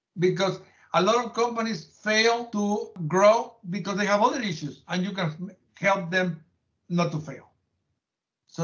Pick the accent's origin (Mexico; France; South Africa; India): Mexico; moved away as an adult; now in United States; When I was growing up in Mexico